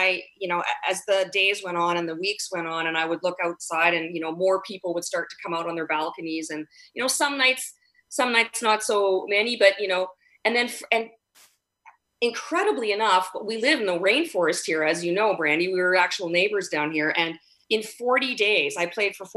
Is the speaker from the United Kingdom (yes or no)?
no; Edmonton, Alberta, Canada; now in Vancouver, Canada; I grew up in Edmonton